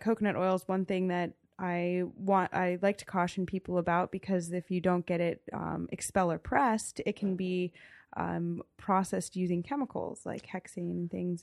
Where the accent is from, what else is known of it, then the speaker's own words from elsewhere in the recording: Damascus, Maryland, United States; now in Frostburg, United States; I grew up on a farm in Damascus. That's, uh, in Montgomery County